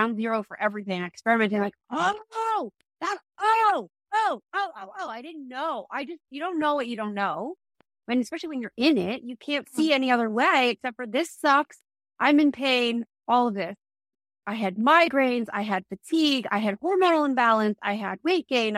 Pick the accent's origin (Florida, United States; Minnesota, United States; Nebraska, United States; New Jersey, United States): New Jersey, United States; moved away; also born or lived in New York; I'm from New Jersey